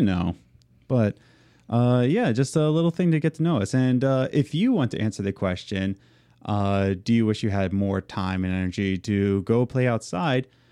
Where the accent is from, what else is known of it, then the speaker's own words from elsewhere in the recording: Philadelphia, Pennsylvania, United States; moved away as an adult; now in Long Island, United States; we're from Philadelphia, then we moved to central P